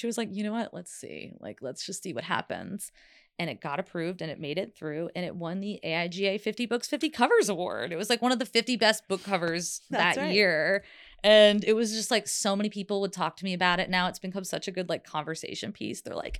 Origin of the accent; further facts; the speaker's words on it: Southeast, United States; my grandma's from Oklahoma, and growing up in the Southeast, like, cooking was such a thing.